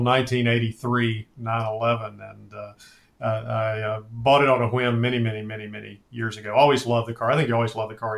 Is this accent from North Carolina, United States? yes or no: yes; Winston-Salem, North Carolina, United States; Krispy Kreme was invented in my hometown, which is Salem, North Carolina.